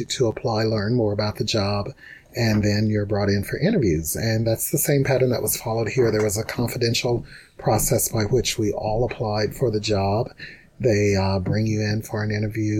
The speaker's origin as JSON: {"language": "English", "region": "Mississippi", "country": "United States", "also_born_or_lived": "Tennessee", "moved": "as an adult", "lives_now": "Seattle, United States", "said": "I'm from Mississippi."}